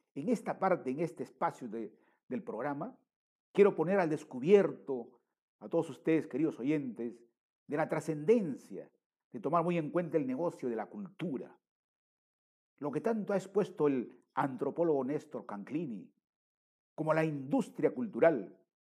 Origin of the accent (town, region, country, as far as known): Peru